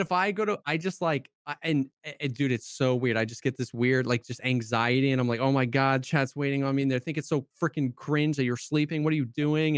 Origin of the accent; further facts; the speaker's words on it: Florida, United States; moved away; also born or lived in South Carolina; I grew up in Florida, I moved to South Carolina